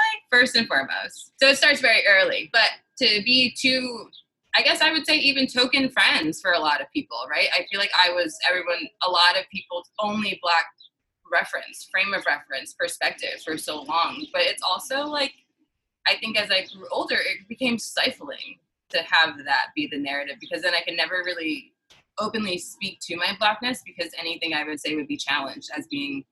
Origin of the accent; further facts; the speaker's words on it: New City, New York, United States; Christina and I grew up in Rockland County, New City